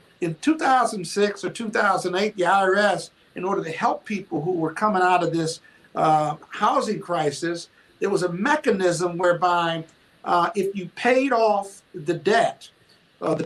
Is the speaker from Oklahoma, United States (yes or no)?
no; Joliet, Illinois, United States; moved away; I'm from Joliet, Illinois